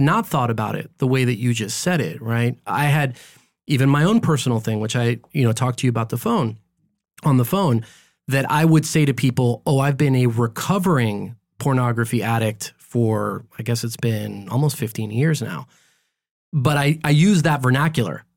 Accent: Los Angeles, California, United States; also born or lived in Guadalajara, Mexico; I was born here in L

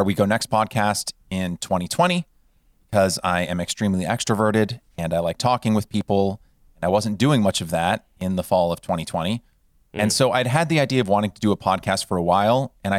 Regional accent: California, United States; now in Los Angeles, United States; But I grew up in Northern California and came to Los Angeles to pursue grad school at USC

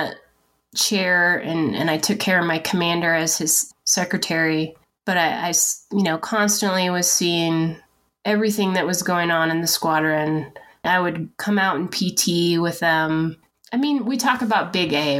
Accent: Washington, United States; moved away as an adult; We moved to Fairchild, which I'm from Washington State. So I was excited to be about 4 hours from my family

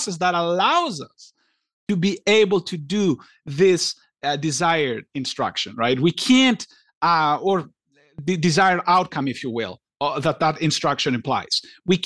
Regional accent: Greece; I grew up in Greece

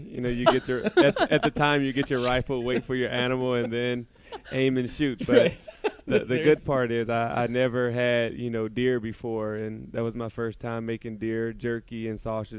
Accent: Indiana, United States; it's always a dream for me to put on an Indiana Pacers jersey and go out and put on for my hometown team.

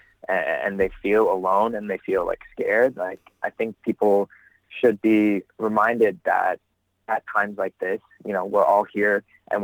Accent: Toronto, Ontario, Canada; I am originally from Toronto, Ontario, born and raised.

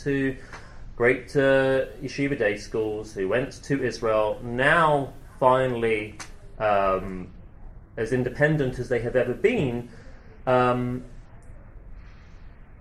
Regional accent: United Kingdom; moved away as an adult; now in Manhattan, United States; growing up in the UK, I had a very strong sense of being part of a minority

